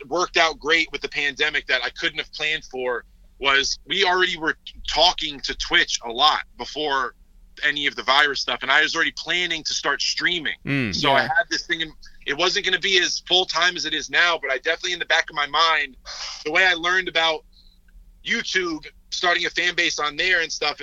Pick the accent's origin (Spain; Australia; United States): United States; Connecticut; I grew up in Connecticut.